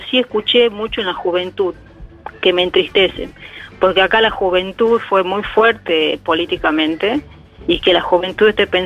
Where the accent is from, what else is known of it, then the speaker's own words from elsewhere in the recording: Tucumán, Argentina; creo que el triunfo de, en nuestra provincia es porque hubo mucha movida, mucho recorrido en el interior